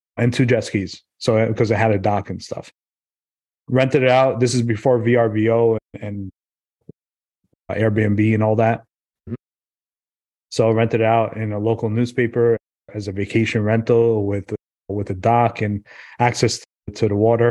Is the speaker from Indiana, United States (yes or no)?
no; New York City, New York, United States; now in New Jersey, United States; I grew up in Brooklyn, New York